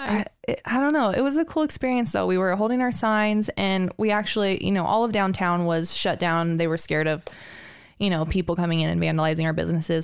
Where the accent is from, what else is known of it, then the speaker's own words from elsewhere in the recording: Coeur d'Alene, Idaho, United States; I've lived in Coeur d'Alene almost my whole life